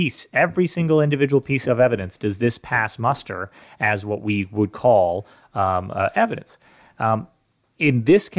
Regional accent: California, United States; I'm from California

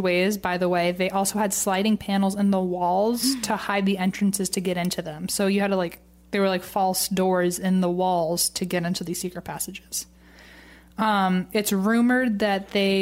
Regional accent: Virginia, United States; now in California, United States; I'm from Virginia. I don't really know anything about anywhere else at all

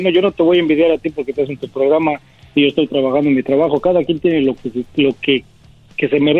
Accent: Mexico; no solamente somos los mexicanos, no de los de habla hispana, también los afroamericanos, los ah, norteamericanos, todos.

